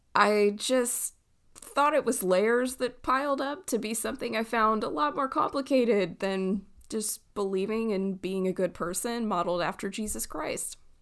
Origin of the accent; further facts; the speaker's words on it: Southern California, United States; moved away; I grew up in Southern California